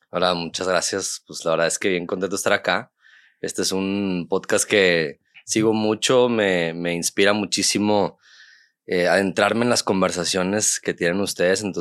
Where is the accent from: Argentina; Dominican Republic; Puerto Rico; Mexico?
Mexico; Monterrey, Nuevo León; yo, yo, nací aquí en Monterrey. Y estoy viviendo aquí mucho tiempo.